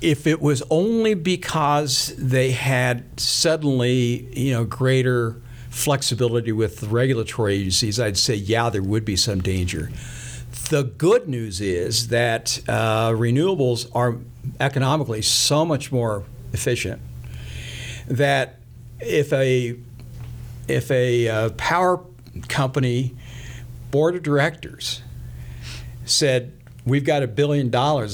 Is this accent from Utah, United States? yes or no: no; Sherman County, Kansas, United States; I grew up in Sherman County, Kansas, a county out in the northwest part of the state, right up against the Colorado border